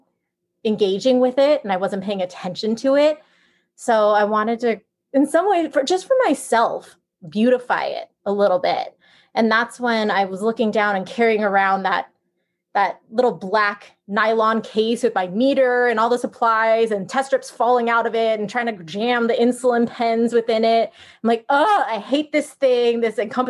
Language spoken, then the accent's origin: English; San Francisco area, Northern California, United States; moved away as an adult; also born or lived in Los Angeles; I'm from Northern California around San Francisco area.